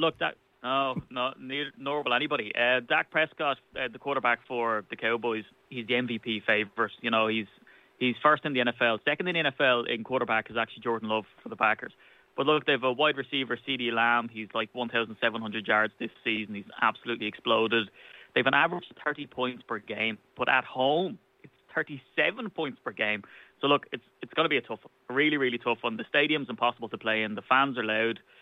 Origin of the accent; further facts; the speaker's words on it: Ireland; as an Irishman